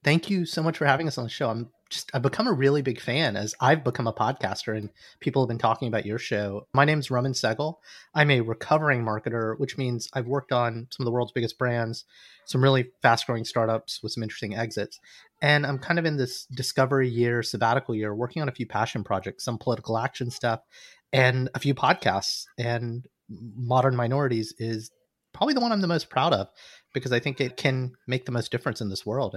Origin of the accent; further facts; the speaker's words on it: Alabama, United States; accent: Southern; moved away as an adult; also born or lived in Cincinnati; I'm a kid from Alabama